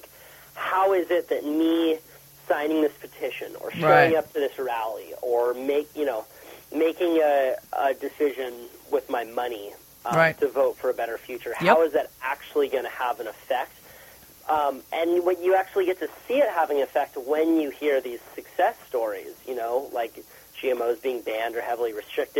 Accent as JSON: {"language": "English", "town": "Santa Cruz", "region": "California", "country": "United States", "tie": "born or raised there", "said": "I live in Santa Cruz, which is a really beautiful place"}